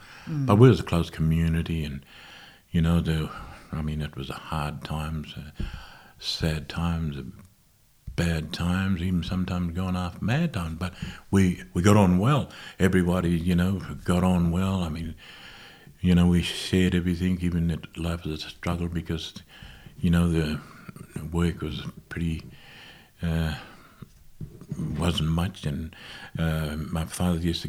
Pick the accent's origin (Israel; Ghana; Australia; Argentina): Australia; Toomelah, New South Wales; also born or lived in Moree, New South Wales; I grew up in Tumala